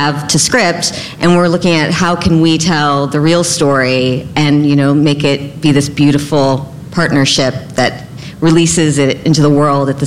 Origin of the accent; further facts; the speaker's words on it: Texas, United States; I'm actually from Texas, so I'm using the y'all